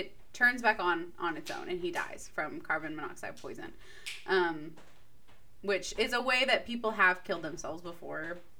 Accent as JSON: {"language": "English", "region": "Texas", "country": "United States", "said": "we're from Texas."}